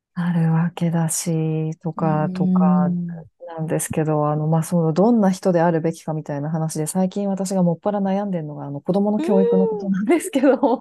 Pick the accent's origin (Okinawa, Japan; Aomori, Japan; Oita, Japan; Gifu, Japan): Aomori, Japan; Hachinohe; 私自身はもう青森県の八戸市っていうところの出身なんですけど、